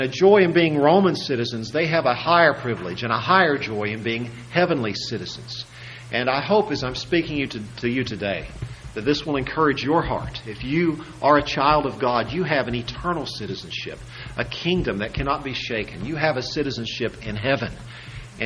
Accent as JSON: {"language": "English", "country": "United States", "said": "those of us who are American citizens"}